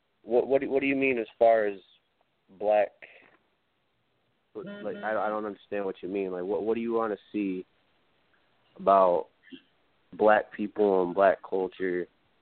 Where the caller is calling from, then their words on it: Michigan, United States; I'm calling from Michigan.